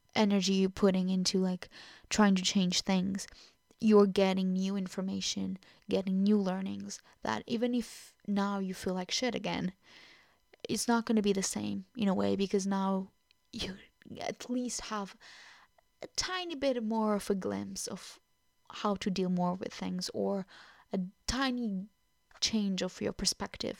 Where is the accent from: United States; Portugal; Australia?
Portugal; first language Portuguese; English is a second language; now in Truro, United Kingdom; I am Portuguese, so it is my first language